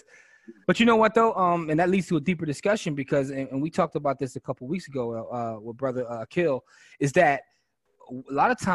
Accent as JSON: {"language": "English", "town": "Philadelphia", "region": "Pennsylvania", "country": "United States", "said": "I'm from Germantown"}